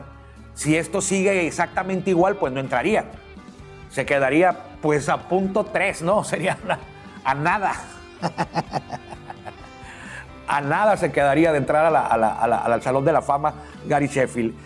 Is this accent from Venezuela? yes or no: no; Mexico; yo soy mexicano